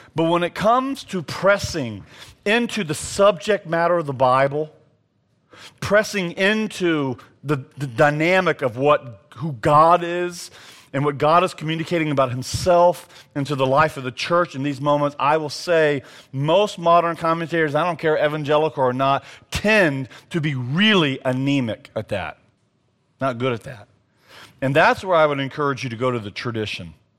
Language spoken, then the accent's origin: English; the South, United States; as a Southerner